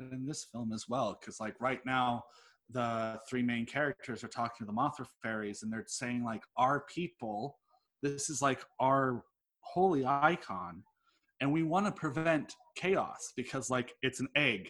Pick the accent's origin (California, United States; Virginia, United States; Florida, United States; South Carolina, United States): South Carolina, United States; Charleston; moved away as an adult; also born or lived in Korea; now in Irvington, United States; I grew up in Charleston